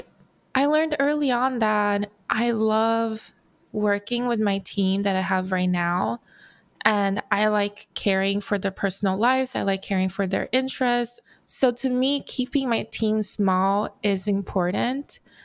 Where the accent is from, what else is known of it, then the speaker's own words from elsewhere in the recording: Brazil; now in Los Angeles, United States; So I am also an immigrant. I immigrated from Brazil to Los Angeles. Grew up with a single mom who worked so many jobs to make it work.